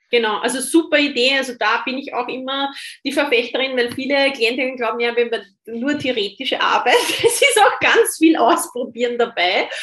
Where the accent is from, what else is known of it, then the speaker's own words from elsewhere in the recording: Austria; ich bin Österreicherin